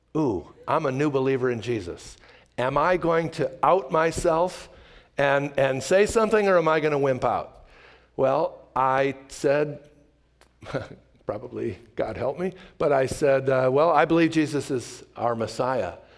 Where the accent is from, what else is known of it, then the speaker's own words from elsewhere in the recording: Chicago, Illinois, United States; I was raised in the Chicago area in a conservative synagogue